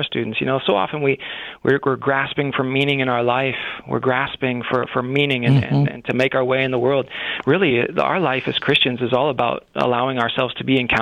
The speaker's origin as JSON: {"language": "English", "town": "Bloomington", "region": "Illinois", "country": "United States", "tie": "born or raised there", "also_born_or_lived": "South Carolina / Chile", "said": "I'm from Bloomington, Illinois, which is just an hour from here"}